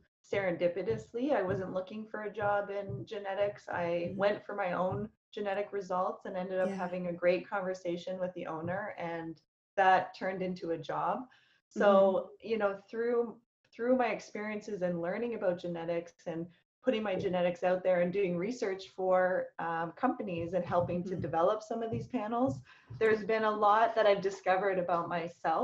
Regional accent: Calgary, Alberta, Canada; I grew up in Calgary, Alberta

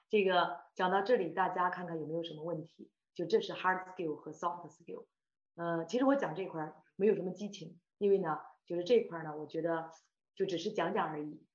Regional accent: Shandong, China; moved away as an adult; now in Toronto, Canada; 我是山东人啊

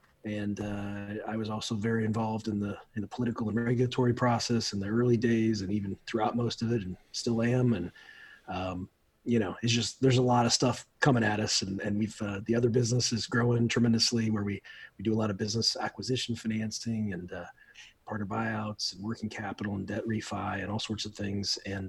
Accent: Midwest, United States; now in Florida, United States; When I was growing up in the Midwest, I live in Florida now. I've been down here for about 23 years.

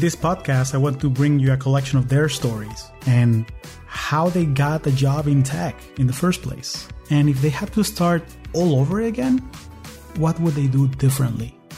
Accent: Caracas, Capital District, Venezuela; now in United States

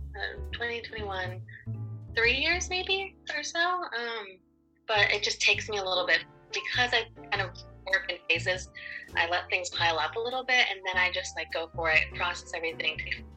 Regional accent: Maine, United States; also born or lived in Cuenca, Ecuador; I was born in Cuenca, Ecuador, and adopted from there when I was 3 months old, but I've lived in Maine my entire life.

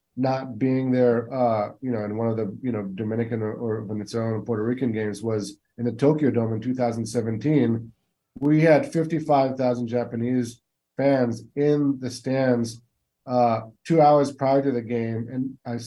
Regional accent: Israel; also born or lived in West Coast, United States; now in East Coast, United States; as an Israeli who was born and raised in Israel

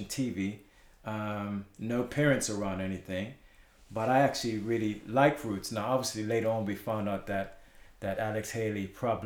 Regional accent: Bermuda; moved away as an adult; also born or lived in Britain; now in United Kingdom; I was born in Bermuda

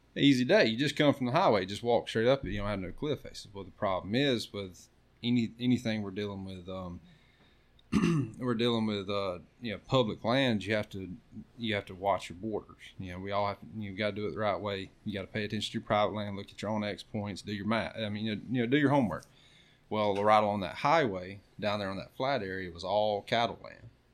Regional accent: Florida, United States; I'm from Florida

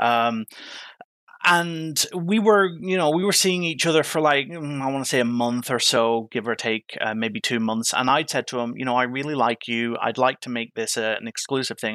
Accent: Ireland; moved away as an adult; now in United Kingdom; growing up in Ireland, my mum, my mum fostered

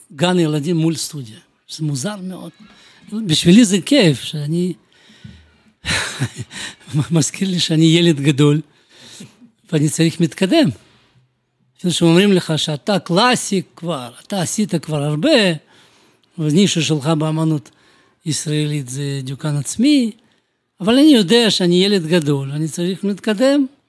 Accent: Bălți, Moldova; Hebrew is a second language; moved away as an adult; also born or lived in Kyiv, Ukraine; now in Jerusalem, Israel; נולדתי אני במולדובה, בעיר בלצי, זה 200 קילומטר מקישינוף.

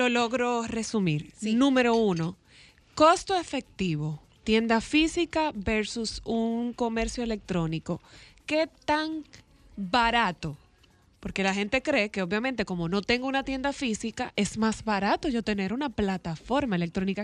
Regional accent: Dominican Republic

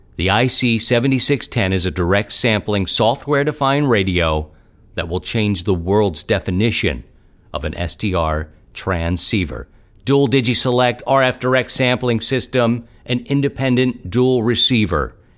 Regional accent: Baltimore, Maryland, United States; accent: Baltimore; moved away; also born or lived in Philadelphia; I've been thinking about my hometown a lot recently, and, uh, I miss it

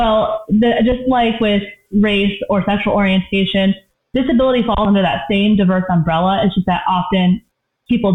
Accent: Pacific Northwest, United States; now in Colorado, United States; I'm from the Pacific Northwest

